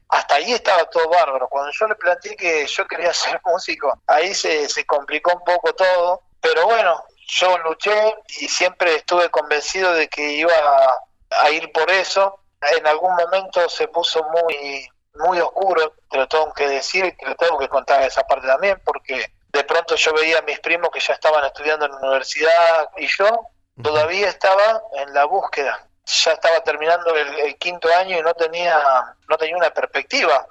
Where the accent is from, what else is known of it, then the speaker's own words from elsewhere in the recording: Rosario, Santa Fe, Argentina; also born or lived in Granadero Baigorria / Fray Luis Beltrán / Santiago del Estero; ya en Rosario. Nací en Granadero Baigorria, viví en Fray Luis Beltrán, casa de mis abuelos, hasta los tres años. Y después ya me vine a Rosario